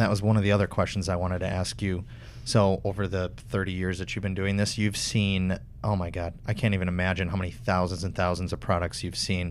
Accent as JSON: {"language": "English", "region": "Wisconsin", "country": "United States", "said": "I'm from Wisconsin"}